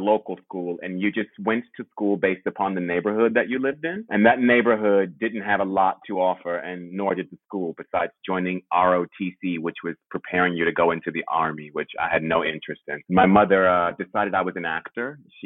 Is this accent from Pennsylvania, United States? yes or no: no; Washington, District of Columbia, United States; moved away as an adult; now in London, United Kingdom; I am from Washington, D.C. originally